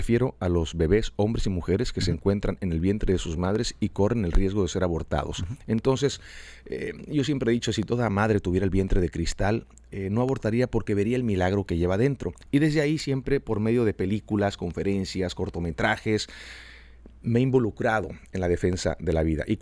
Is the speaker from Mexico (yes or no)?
yes; Mexico; Yo como mexicano tengo una responsabilidad tremenda de hacer algo, de levantar mi voz.